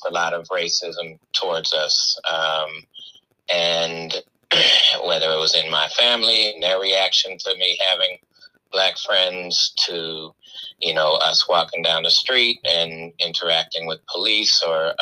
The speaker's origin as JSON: {"language": "English", "town": "St. Louis", "region": "Missouri", "country": "United States", "tie": "born or raised there", "also_born_or_lived": "Philadelphia, Pennsylvania", "said": "was born in Philly, but came to St. Louis when I was four, and everything from, you know, the daycare I spent time with in Philly to us moving to University City and me growing up next to my best friend's family"}